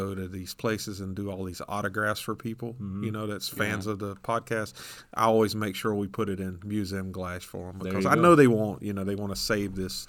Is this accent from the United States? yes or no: yes; Griffin, Georgia, United States; my hometown where I grew up in, Doc Holliday was from there.